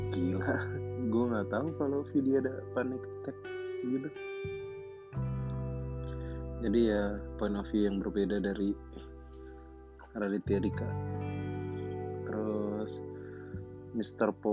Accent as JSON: {"language": "Indonesian", "region": "Jakarta", "country": "Indonesia", "tie": "born or raised there", "said": "terus gue besar di Jakarta nggak pernah ke Palembang pulang kampungnya selalu ke Jawa"}